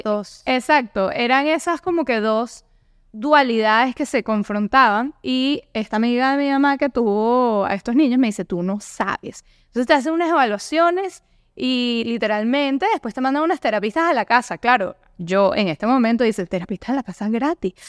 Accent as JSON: {"language": "Spanish", "country": "Venezuela", "tie": "born or raised there", "also_born_or_lived": "Europe / United States", "moved": "yes", "said": "soy originaria de Venezuela, obviamente el acento creo que me delata mucho"}